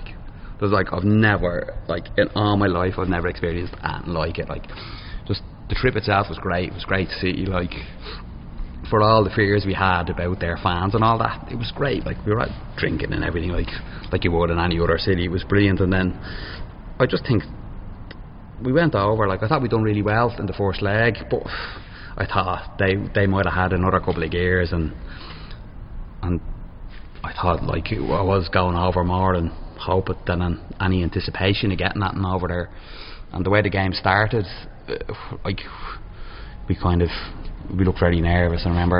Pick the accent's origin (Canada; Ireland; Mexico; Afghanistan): Ireland; No, I'm from Moreno. My dad's from Crumlin.